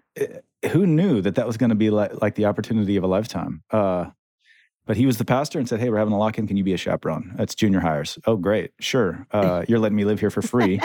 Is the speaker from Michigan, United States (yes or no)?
yes; central Michigan, United States; moved away; I come from Michigan, um, small town in central Michigan